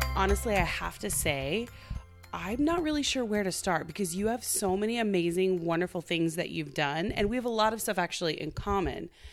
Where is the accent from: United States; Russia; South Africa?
United States; Tulsa, Oklahoma; I'm the entertainment reporter for, um, the N B C station in my hometown.